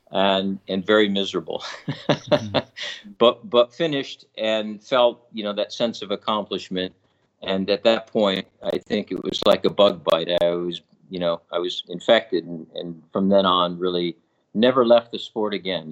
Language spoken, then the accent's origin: English; New York, United States; also born or lived in California; now in Sacramento, United States; I grew up on the East Coast in, in New York